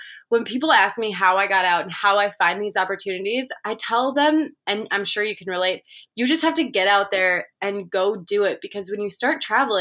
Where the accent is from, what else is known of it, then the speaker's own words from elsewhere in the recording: Minnesota, United States; I'm from Minnesota in the States